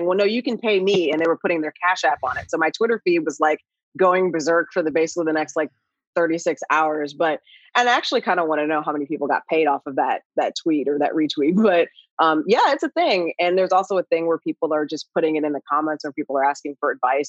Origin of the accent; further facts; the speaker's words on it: Ohio, United States; moved away as an adult; also born or lived in Indianapolis, Indiana; now in Los Angeles, United States; I grew up in Ohio.